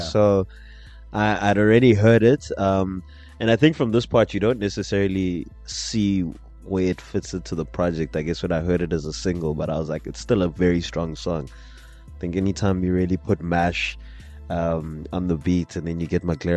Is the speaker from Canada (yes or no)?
no; South Africa; a South African